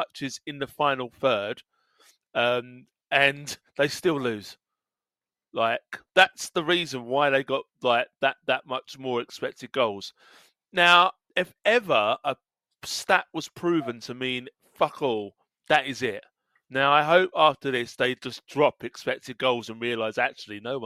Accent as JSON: {"language": "English", "area": "Essex", "region": "East of England", "country": "United Kingdom", "said": "I'm from Essex"}